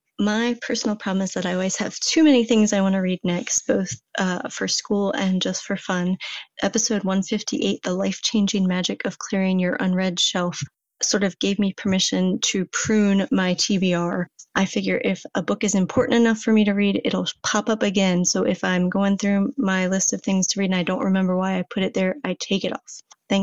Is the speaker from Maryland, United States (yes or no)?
yes; Forest Hill, Maryland, United States; I'm from Forest Hill, Maryland, north of Baltimore.